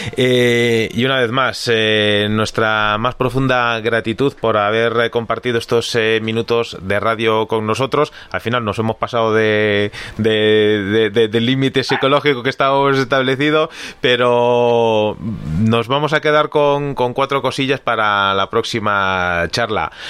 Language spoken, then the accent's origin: Spanish; Galicia, Spain; que somos eh, gallegos